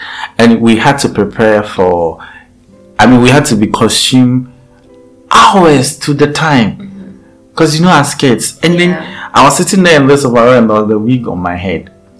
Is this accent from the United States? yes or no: no; Eastern Region, Ghana; English is a second language; When I come from Edukomekuapem, I speak Chiripon